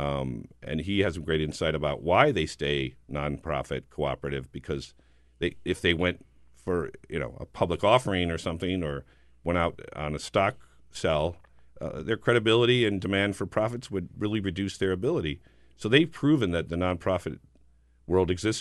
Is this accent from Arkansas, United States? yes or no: no; New Jersey, United States; I'm from New Jersey